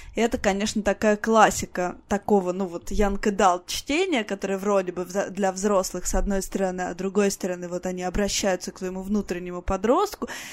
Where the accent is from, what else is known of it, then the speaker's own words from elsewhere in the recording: Voronezh, Voronezh Oblast, Russia; мой родной город, в том числе Воронеж